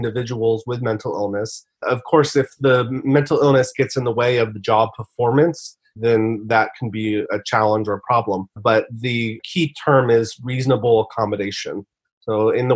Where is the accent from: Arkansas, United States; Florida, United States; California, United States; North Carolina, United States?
California, United States; San Francisco Bay Area; also born or lived in Boston / Connecticut; I was born and raised in the San Francisco Bay Area, currently live in Silicon Valley, and grew up here